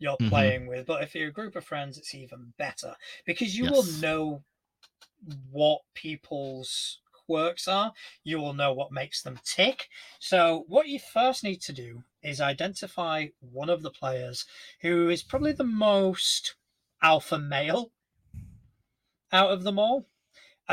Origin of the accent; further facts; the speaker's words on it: Spain; now in United Kingdom; I grew up in Spain.